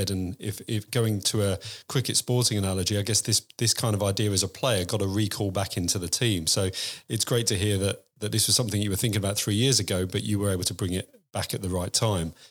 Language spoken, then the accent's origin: English; England, United Kingdom; now in Australia; as an Englishman, I can vouch that we love tea. And living in living in Australia